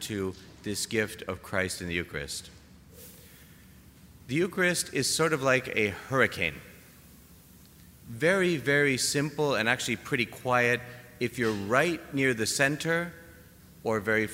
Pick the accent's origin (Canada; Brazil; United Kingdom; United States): Canada; I'm Canadian